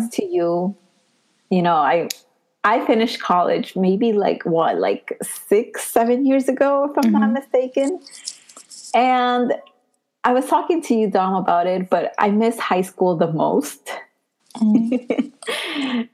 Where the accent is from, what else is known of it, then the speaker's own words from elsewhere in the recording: Puebla, Mexico; now in New York, United States; I am from Puebla